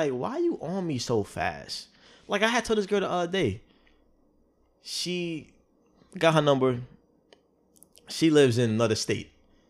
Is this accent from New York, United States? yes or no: yes; New York, United States; Because I'm from New York, literally, where if a girl is too nice, too quick, I'm thinking you trying to line me up.